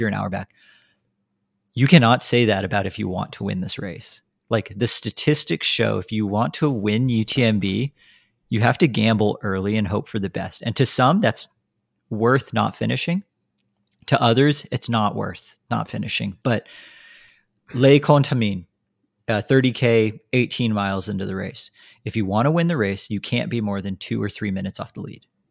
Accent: United States; we are American

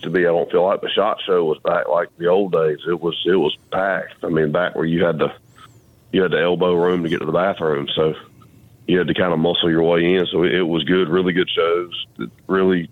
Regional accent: Georgia, United States; we're from the South, we're from Georgia, and just, you know, how we grew up, the traditions that was instilled in us

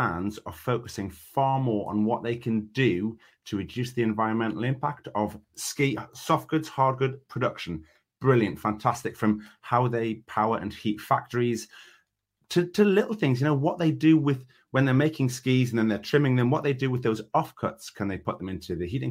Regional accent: the north of England, United Kingdom; I'm Northern

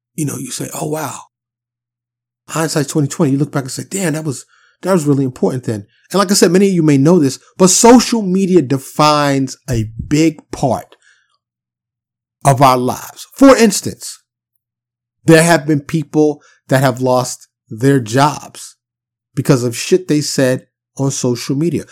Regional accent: New York City, New York, United States; being born and raised in New York City

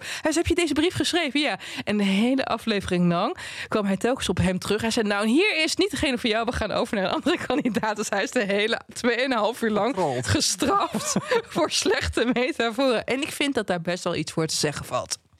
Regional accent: Twente, Overijssel, Netherlands; ik kom uit Twente

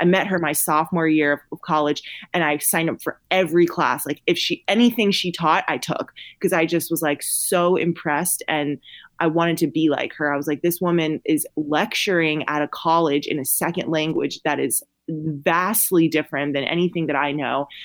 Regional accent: Columbia, South Carolina, United States; now in Austin, United States; I live in Austin, Texas, but I'm originally from Columbia, South Carolina.

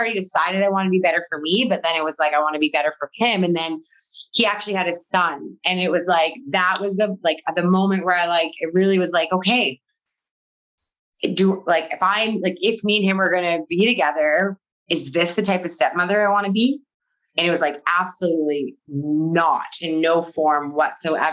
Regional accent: Manitoba, Canada; also born or lived in Alberta; So I'm from Manitoba and I was in Alberta.

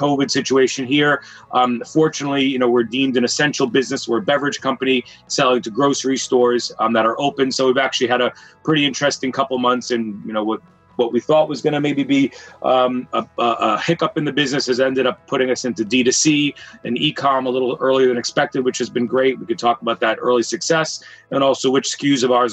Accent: Boston, Massachusetts, United States; I grew up in Boston

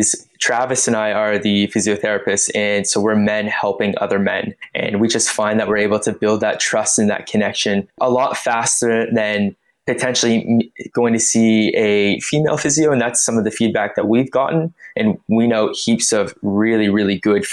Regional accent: Canada; moved away as an adult; now in Melbourne, Australia; I am Canadian and I am a men's health physio, having studied here in Melbourne, Australia, and that's currently where I'm living.

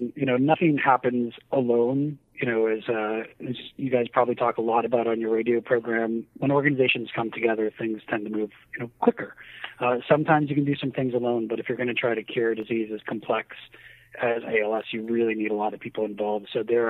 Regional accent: New Hampshire, United States; No, I'm originally from New Hampshire, so I often get accused of having like a Canadian accent.

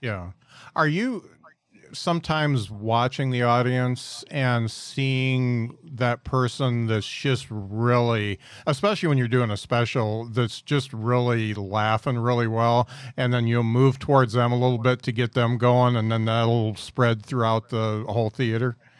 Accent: Midwest, United States; us yokel Midwesterners

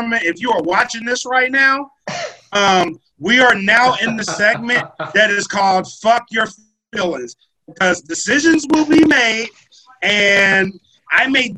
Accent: Louisiana, United States; I'm from Louisiana

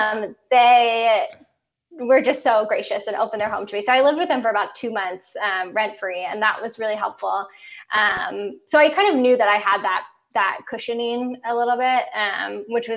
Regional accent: outside of Baltimore, Maryland, United States; moved away as an adult; also born or lived in New York; now in Los Angeles, United States; I grew up mostly outside of Baltimore, Maryland

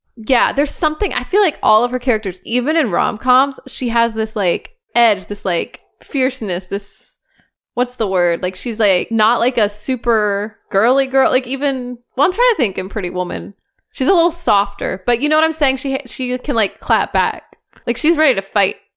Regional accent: United States; I'm an American

